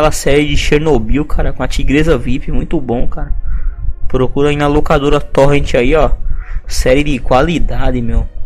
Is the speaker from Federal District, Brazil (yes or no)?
no; Rio Grande do Sul, Brazil; Sou gaúcho direto do norte, leste e sul do litoral da fronteira do Paraguai. Ou seja, fim do mundo, né? Fim de mundo.